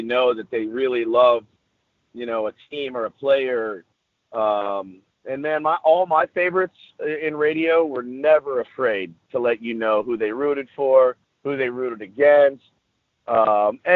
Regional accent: Dallas, Texas, United States; now in San Diego, United States; I'm from Dallas originally

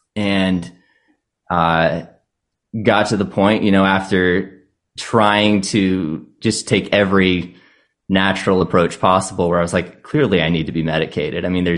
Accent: Virginia, United States; So I came from Northern Virginia, so I've seen a lot of that too, where it's like, man, I can't even tell what this place was before

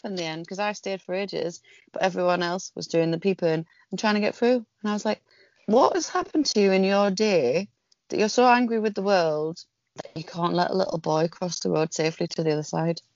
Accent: the north of England, United Kingdom; accent: northern; now in southern England; Being a northerner living down south, not that I don't know if I probably sound like a northerner now

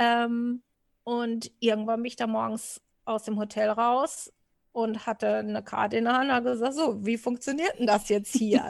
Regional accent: Portugal; also born or lived in Wistinghauser Senne area, Germany; now in Germany; für mich als äh, Portugiese

